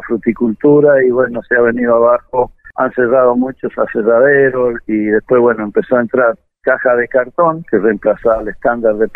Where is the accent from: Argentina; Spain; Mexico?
Argentina; San Rafael, Mendoza; moved away; yo vengo de San Rafael, este, vine en el año 82, me vine a vivir acá.